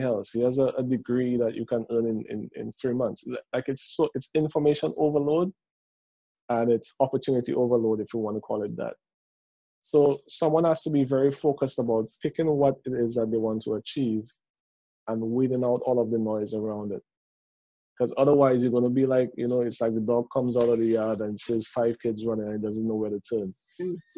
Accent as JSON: {"language": "English", "country": "Dominica", "tie": "born or raised there", "said": "I'm from Dominica."}